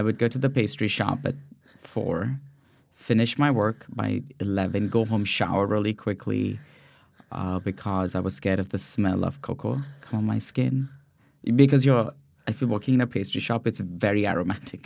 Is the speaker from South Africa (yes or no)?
no; India; moved away as an adult; also born or lived in San Francisco Bay Area, California; now in California, United States; growing up in India